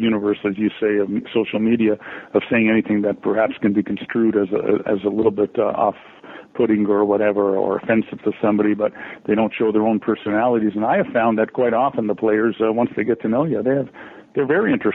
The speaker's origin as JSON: {"language": "English", "country": "Canada", "said": "being Canadian"}